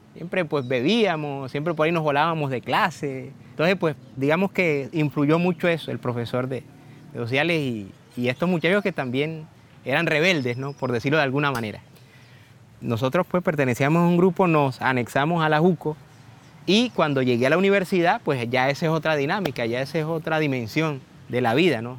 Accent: Plato, Magdalena, Colombia; moved away; also born or lived in Cartagena; tengo 44 años y nací en Plato Magdalena

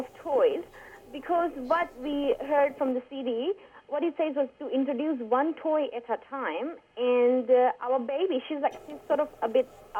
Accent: Fiji; now in Sydney, Australia; I'm from Fiji. My husband is from Iran

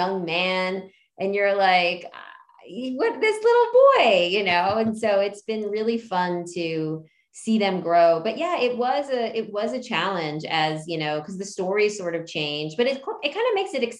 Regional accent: outside of Philadelphia, Pennsylvania, United States; also born or lived in Hawaii; I was born in Hawaii, and then I grew up outside of Philly

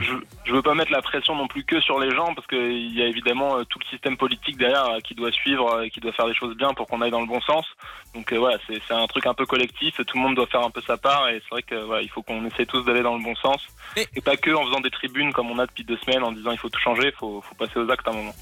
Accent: France; chez nous, en France

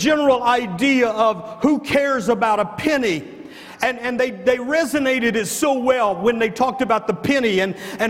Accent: the North, United States; moved away; I grew up in the North. I don't understand a lot of this Southern segregation and stuff.

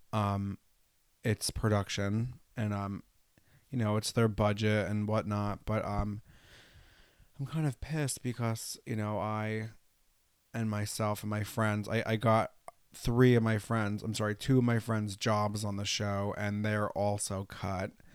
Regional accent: New York, United States; also born or lived in Los Angeles; I grew up in New York. I went to school in New York City

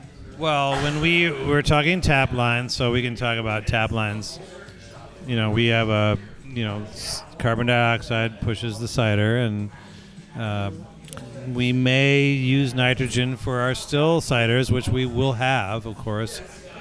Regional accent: Michigan, United States; now in Houston, United States; I'm from Michigan, and I go back home for Christmas

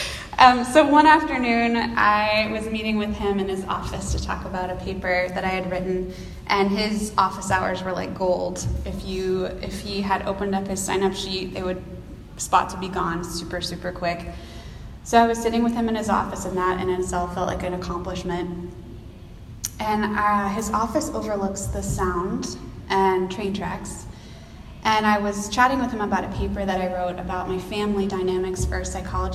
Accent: Texas, United States; moved away as an adult; now in Seattle, United States; I'm originally from Texas, if y'all can tell from the y'alls that I keep using

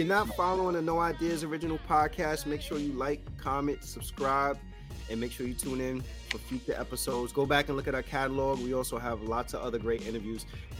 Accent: New York City, New York, United States; born and raised in the Bronx.

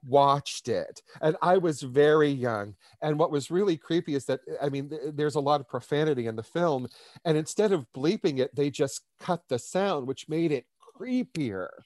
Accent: Pittsburgh, Pennsylvania, United States; moved away as an adult; now in New York City, United States; I'm originally from Pittsburgh, Pennsylvania, um, born, raised, educated

